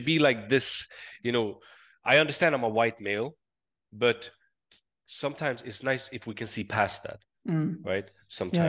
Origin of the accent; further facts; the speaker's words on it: southern Sweden, Sweden; accent: southern Swedish; first language Swedish Sign Language; English is a second language; I'm from Sweden.